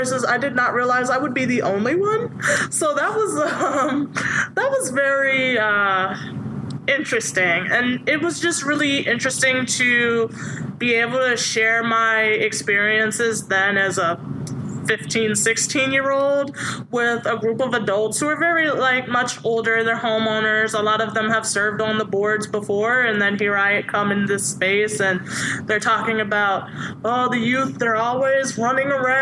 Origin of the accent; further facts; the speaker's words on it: Suffolk, Virginia, United States; I grew up in Suffolk, Virginia.